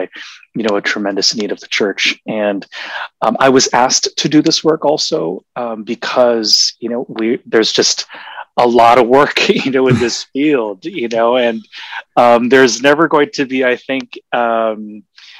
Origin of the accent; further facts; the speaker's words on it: Honolulu, Hawaii, United States; moved away; also born or lived in Seattle; I was born in Seattle and raised in Honolulu